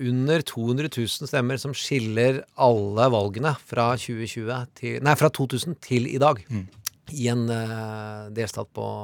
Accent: Larvik, Vestfold, Norway; Jeg er fra Larvik, og jeg husker godt det ble sagt der når jeg

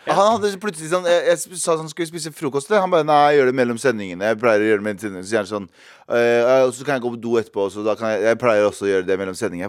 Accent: Mysen, Østfold, Norway; moved away; also born or lived in Trondheim; mesteparten av ungdomstiden min husker jeg fra Mysen

